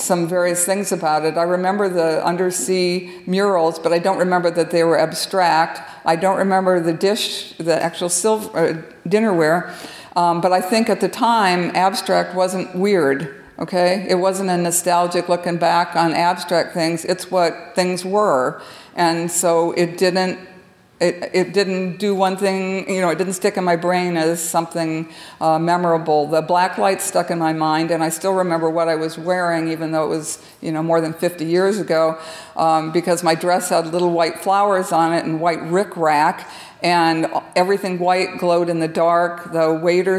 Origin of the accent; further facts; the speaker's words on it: Iowa City, Iowa, United States; I grew up in Iowa City, and we'd take the train into Chicago